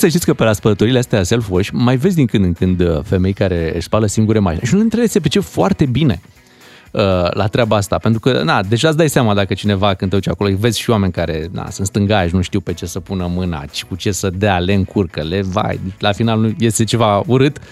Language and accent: Romanian; Romania; suntem din România